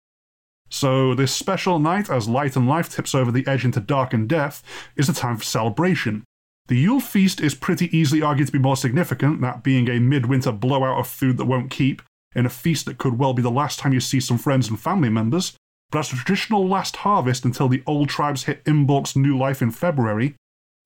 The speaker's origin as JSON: {"language": "English", "region": "North West England", "country": "United Kingdom", "said": "being both a Brit wedged between Ireland, Wales and Scotland"}